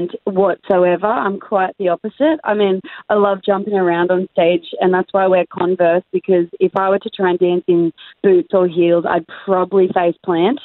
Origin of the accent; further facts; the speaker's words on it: Australia; I'm Australian